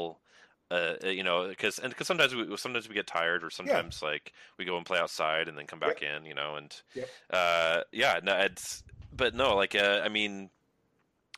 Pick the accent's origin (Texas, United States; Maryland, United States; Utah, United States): Maryland, United States; moved away; growing up in Maryland, back east